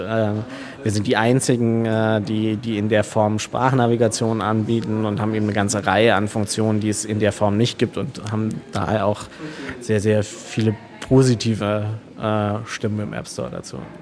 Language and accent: German; Kleinwalsertal, Vorarlberg, Austria; moved away as an adult; also born or lived in Allgäu / Munich; now in Berlin, Germany; wir kommen ganz ursprünglich aus dem Allgäu bzw. aus dem Kleinwalsertal, also Österreich.